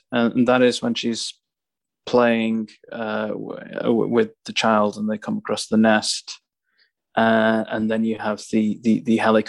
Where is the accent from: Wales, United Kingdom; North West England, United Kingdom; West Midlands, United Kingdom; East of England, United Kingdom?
West Midlands, United Kingdom; Staffordshire Moorlands; moved away; also born or lived in Stoke-on-Trent / Warsaw; I was born in Stoke, so right. But I grew up in the Staffordshire Moorlands